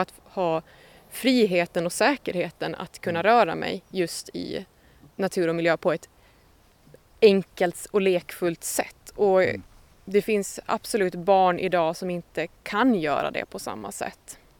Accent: Hammarland, Åland Islands; Vi befinner oss eh, på stället där jag växte upp, eh, mitt föräldrahem på Annelund

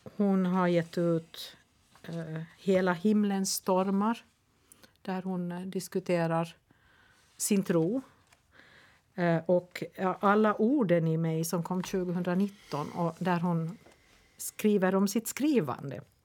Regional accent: Nykarleby, Ostrobothnia, Finland; Nykarleby, ursäkta. Men eh, min hemstad

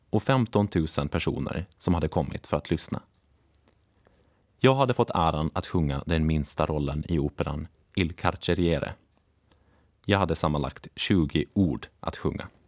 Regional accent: Åland, Finland; Martin, som inte har samma nostalgiska känsla för sin hembygd Bromma som jag har för Åland, kan göra sig lustig över det. Men kanske är det bara något vi ålänningar kan förstå.

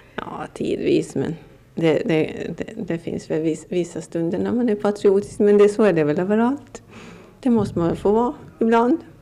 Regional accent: Åland Islands; om man frågar mig varifrån jag kommer så säger jag att jag kommer från Åland

